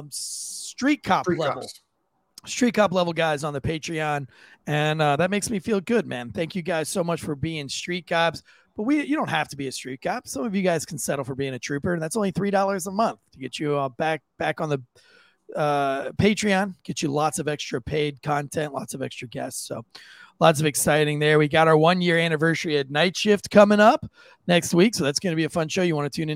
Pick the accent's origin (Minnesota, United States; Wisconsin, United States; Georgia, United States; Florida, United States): Florida, United States; I grew up surfing in Florida before I joined the military